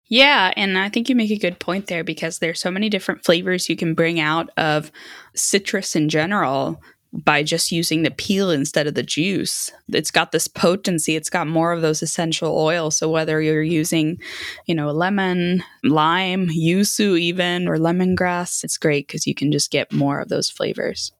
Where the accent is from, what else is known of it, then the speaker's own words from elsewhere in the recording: Sweden; moved away; I grew up in Sweden